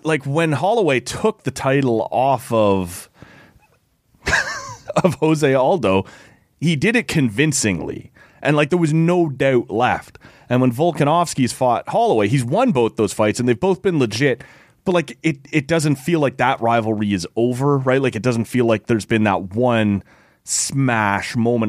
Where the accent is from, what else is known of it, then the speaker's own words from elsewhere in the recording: Oshawa, Ontario, Canada; I grew up in Oshawa